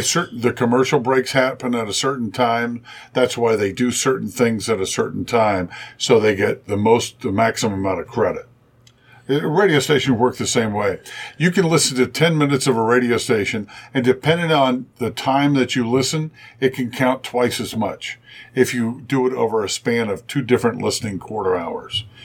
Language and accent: English; Springfield, Ohio, United States; also born or lived in Indianapolis; now in Cincinnati, United States; I grew up in Springfield, Ohio